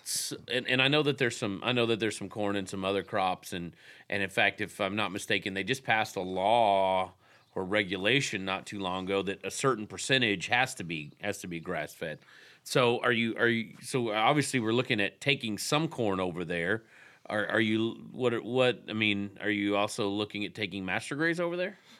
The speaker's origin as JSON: {"language": "English", "region": "Texas", "country": "United States", "tie": "born or raised there", "moved": "yes", "said": "I grew up in Texas"}